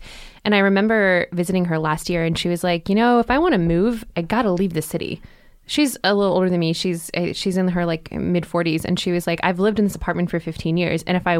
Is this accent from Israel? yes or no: no; Canada; moved away; I grew up in Canada